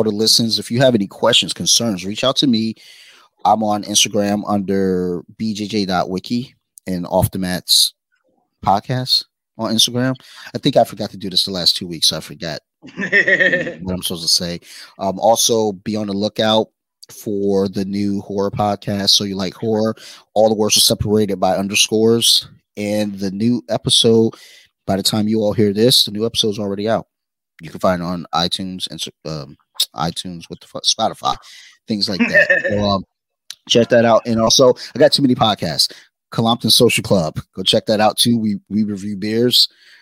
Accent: Detroit, Michigan, United States; I'm from Detroit.

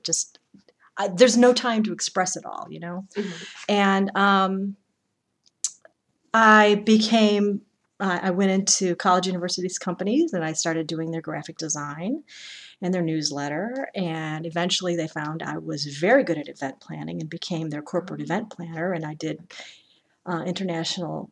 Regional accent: Chicago, Illinois, United States; also born or lived in Massachusetts; now in Indiana, United States; born and raised in Chicago.

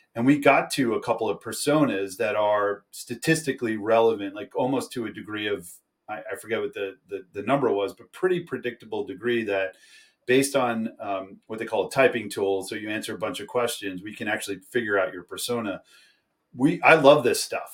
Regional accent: New York, United States; I'm from New York

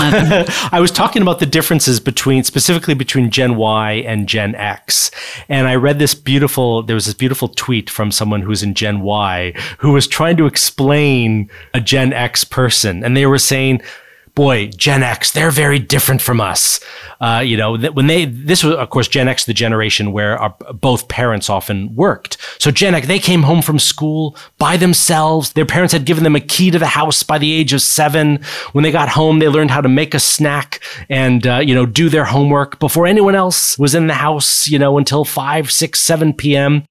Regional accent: Silicon Valley, California, United States; moved away as an adult; also born or lived in East Coast of the US; now in United Kingdom; I grew up in the U S. I grew up in Silicon Valley, California

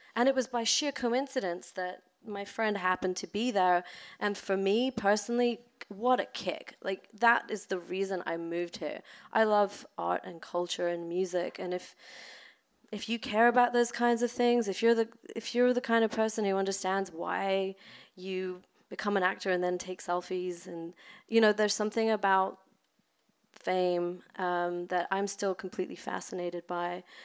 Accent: London, United Kingdom; now in Los Angeles, United States; I grew up in London in the suburbs

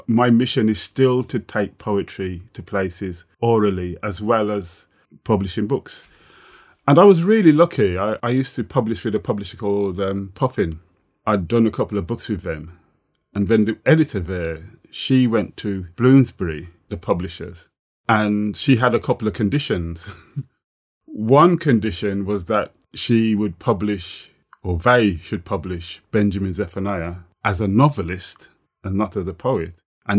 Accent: Jamaica; would be like kind of, you know, being 7 or 8 or 9, living in Jamaica.

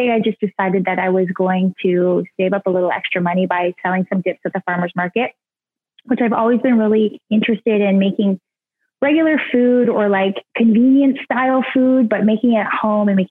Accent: Jackson's Point, Ontario, Canada; I'm from a very small town in Ontario called Jackson's Point. It's the ice fishing capital of Ontario. It's kind of north of Toronto a little bit. And I grew up there

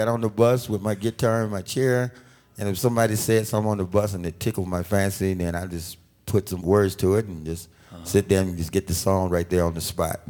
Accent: Alabama, United States; moved away; being that I was from Alabama and I was a country boy

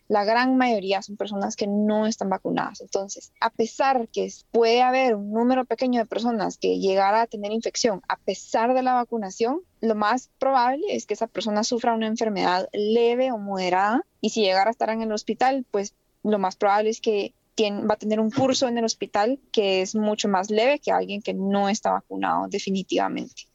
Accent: Guatemala; now in United States; un país como el mío, en Guatemala

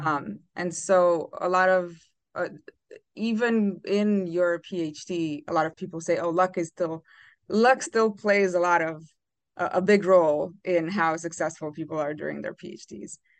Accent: Romania; moved away; I'm originally from Romania

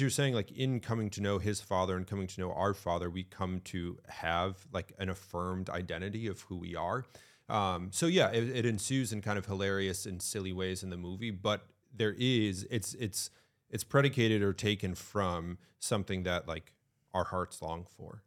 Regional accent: Connecticut, United States; now in New Hampshire, United States; I grew up in Connecticut. I live in New Hampshire

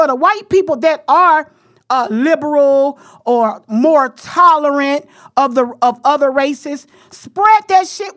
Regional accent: the South, United States; I'm from the South

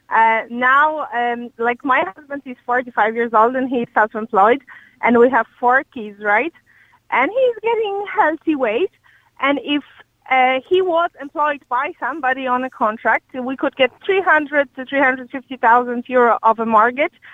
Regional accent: Poland; English is a second language; moved away as an adult; now in Ireland; I, am from Poland originally.

